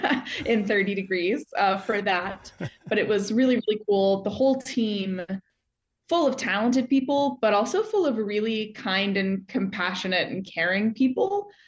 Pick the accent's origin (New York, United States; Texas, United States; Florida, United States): Texas, United States; Houston; moved away as an adult; also born or lived in Oklahoma City, Oklahoma; now in Chicago, United States; born and raised in Houston, Texas, proudly. I love it there.